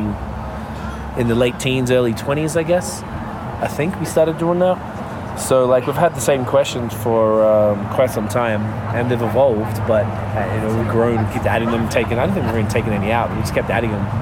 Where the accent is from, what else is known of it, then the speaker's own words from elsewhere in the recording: Victoria, Australia; I am from Victoria.